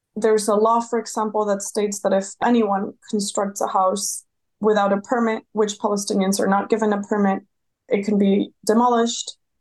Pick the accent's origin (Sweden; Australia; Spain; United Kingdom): Spain; moved away as an adult; also born or lived in Los Angeles, United States / New York, United States / Ramallah, West Bank; I'm from Spain, but I had lived in, in LA and New York.